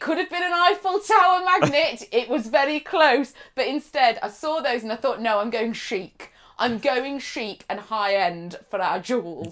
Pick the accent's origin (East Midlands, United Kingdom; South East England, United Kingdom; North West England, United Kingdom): North West England, United Kingdom; near Manchester; I grew up near Manchester